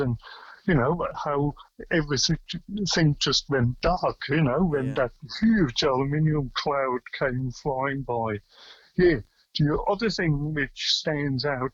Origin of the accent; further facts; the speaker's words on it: near Bern, Switzerland; now in Australia; I was born a long, long time ago in Switzerland and near the capital Bern. And my mum and dad, they had a restaurant on the River Aare. And that's where I grew up